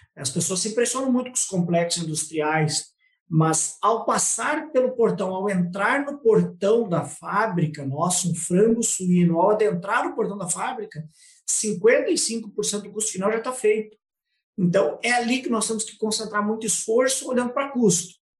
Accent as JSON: {"language": "Portuguese", "town": "Passo Fundo", "region": "Rio Grande do Sul", "country": "Brazil", "tie": "born or raised there", "said": "eu sou nascido em Passo Fundo, no Rio Grande do Sul"}